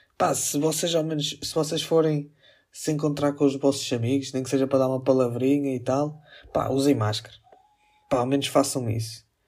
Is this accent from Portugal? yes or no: yes; Northern Portugal, Portugal; accent: northern (sotaque do norte); eu também falo um bocado mais é? tipo com o sotaque do norte